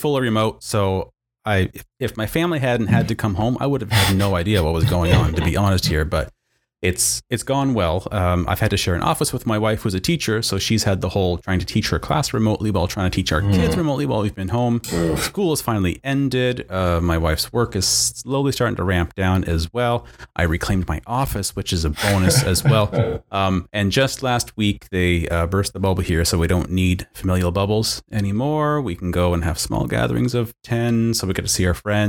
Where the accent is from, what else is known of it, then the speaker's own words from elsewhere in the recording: Atlantic Canada, Canada; I am born and bred in Atlantic Canada. I'm a coastal kid.